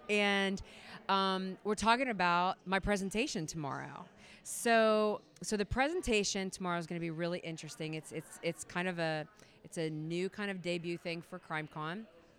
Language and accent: English; North Carolina, United States; We're both from North Carolina.